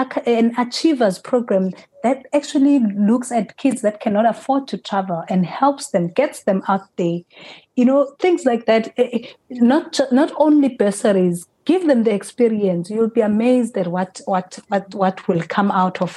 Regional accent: South Africa; as a South African team, there's five of us from South Africa

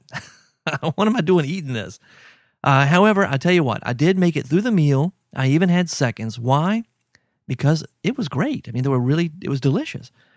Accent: Baton Rouge, Louisiana, United States; I grew up in Baton Rouge, so oysters were always everywhere.

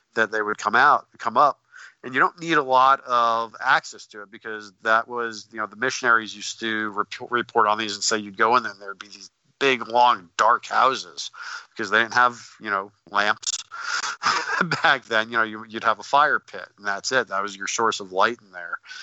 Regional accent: Northeast, United States; I'm from the Northeast.

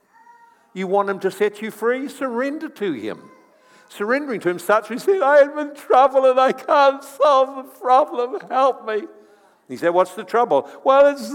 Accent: New Zealand; I'm from New Zealand as well

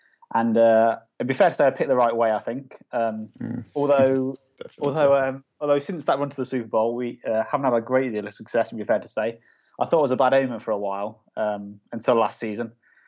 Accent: Tamworth, West Midlands, United Kingdom; now in York, United Kingdom; So I'm from Tamworth in the Midlands, but I'm based in York at the minute.

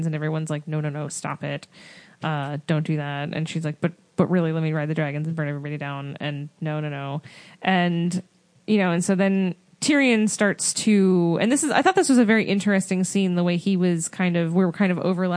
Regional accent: New Jersey, United States; I'm from Jersey

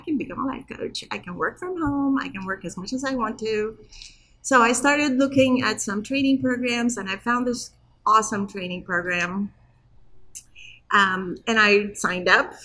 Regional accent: Istanbul, Turkey; also born or lived in Muncie, Indiana; now in Chicago, United States; I was born in Turkey, in Istanbul, um, but I have been in this country for 42 years.

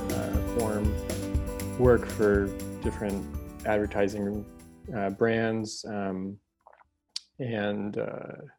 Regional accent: Houston, Texas, United States; Texas. I grew up in Houston.

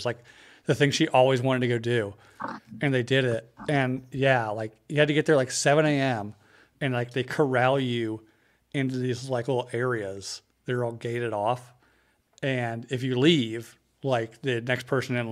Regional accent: East Coast, United States; moved away; growing up in the East Coast and now being Central Time

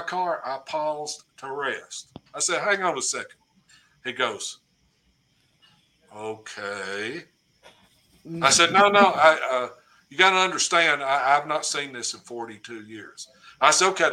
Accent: Cookeville, Tennessee, United States; in my hometown

